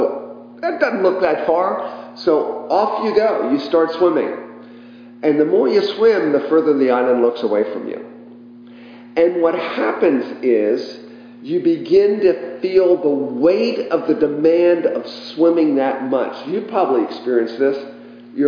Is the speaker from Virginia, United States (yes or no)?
yes; Richmond, Virginia, United States; I was a kid growing up in Richmond, Virginia